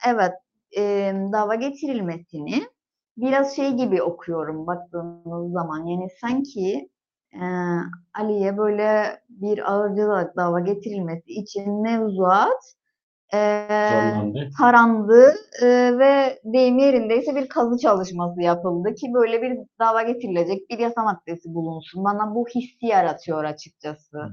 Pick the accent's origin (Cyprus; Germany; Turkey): Cyprus; Gönyeli, Northern Cyprus; Ben de Gönyeliliyim